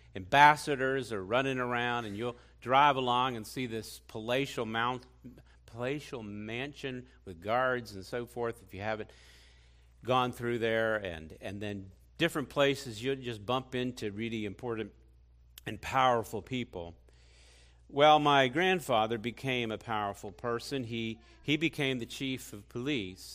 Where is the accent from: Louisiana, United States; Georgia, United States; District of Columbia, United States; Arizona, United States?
District of Columbia, United States; Washington; I grew up in Washington, D C. I was born there.